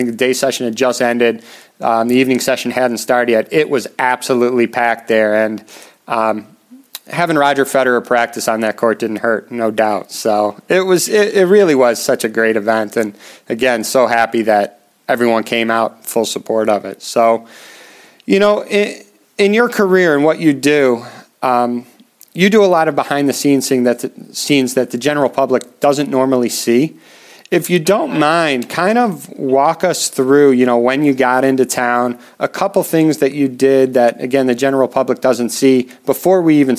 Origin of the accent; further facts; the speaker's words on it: Chicago, Illinois, United States; my hometown of Chicago.